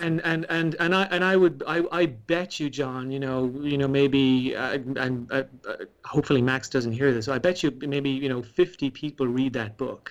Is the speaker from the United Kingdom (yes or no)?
no; Ireland; growing up in Ireland